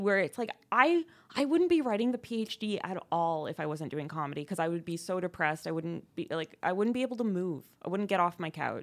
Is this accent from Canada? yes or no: yes; Ontario, Canada; now in Montreal, Canada; I'm not from here. I'm from Ontario.